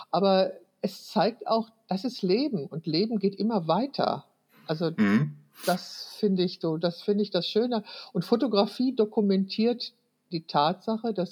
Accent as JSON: {"language": "German", "town": "Wülfrath", "region": "North Rhine-Westphalia", "country": "Germany", "tie": "born or raised there", "said": "Wülfrath ist meine Geburtsstadt, also da wo ich 20, 21 Jahre gelebt habe"}